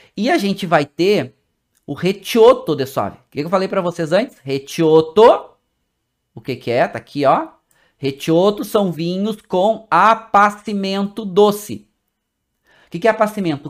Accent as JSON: {"language": "Portuguese", "country": "Brazil", "said": "Como nós brasileiros"}